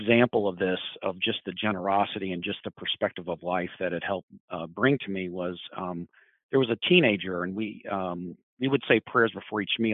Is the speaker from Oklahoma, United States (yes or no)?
yes; Edmond, Oklahoma, United States; moved away as an adult; also born or lived in New York; I grew up in Oklahoma. I grew up basically in a fairly homogenous suburb of Oklahoma City. In a town called Edmond